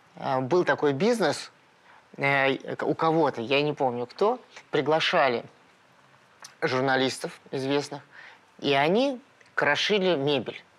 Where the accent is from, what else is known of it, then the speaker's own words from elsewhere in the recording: Moscow, Russia; я родился в Перово